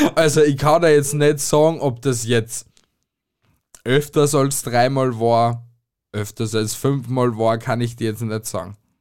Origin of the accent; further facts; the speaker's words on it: Amstetten, Lower Austria, Austria; now in Styria, Austria; also ich bin geboren in Amstetten und bin aber jetzt da in der Steiermark